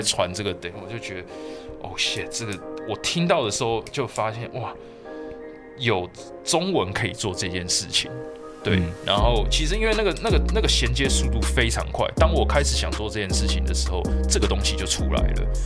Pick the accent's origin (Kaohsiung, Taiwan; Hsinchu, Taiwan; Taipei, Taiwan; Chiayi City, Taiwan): Taipei, Taiwan; 其实是在台北长大，我出生在台北，在台北长大，然后什么事情都在，都在台北做